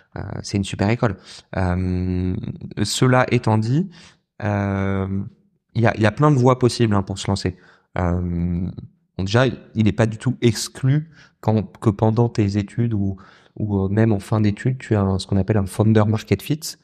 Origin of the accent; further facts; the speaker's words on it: southern France, France; moved away; j'ai grandi dans le sud de la France